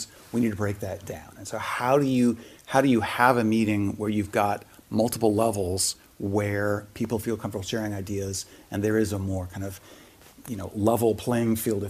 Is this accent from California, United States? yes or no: yes; Palo Alto, California, United States; now in New York, United States; I grew up in Silicon Valley in Palo Alto, so spent my formative years there.